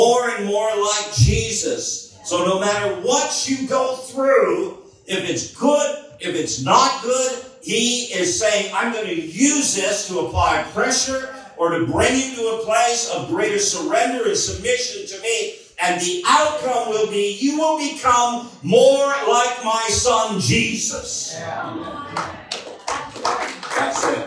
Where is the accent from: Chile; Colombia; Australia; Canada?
Canada; moved away as an adult; also born or lived in United States; we're from Canada. We lived in the United States for many years